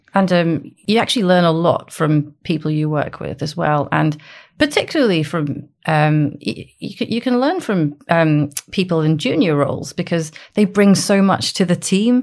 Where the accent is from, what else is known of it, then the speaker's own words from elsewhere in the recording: Aberdeen, Scotland, United Kingdom; also born or lived in Dundee; I'm from Aberdeen